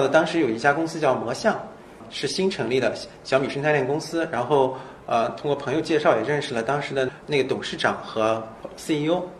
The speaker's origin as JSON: {"language": "Chinese", "town": "Urumqi", "region": "Xinjiang", "country": "China", "tie": "born or raised there", "also_born_or_lived": "Seattle", "moved": "yes", "lives_now": "Shanghai, China", "said": "我在乌鲁木齐长大"}